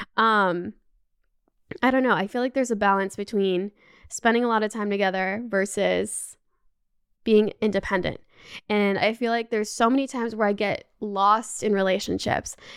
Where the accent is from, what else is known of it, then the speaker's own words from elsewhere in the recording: Canada; also born or lived in Los Angeles, United States; now in Paris, France; I grew up in Canada